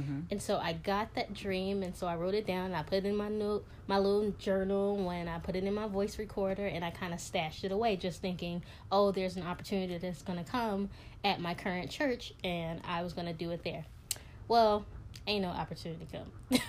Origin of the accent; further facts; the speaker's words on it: Chicago, Illinois, United States; moved away as an adult; now in New York City, United States; I'm from Chicago. I live in New York City. I moved to New York City to get my master's in publishing, and I've been here ever since. Didn't think I would be here that long, but I've been here 6 years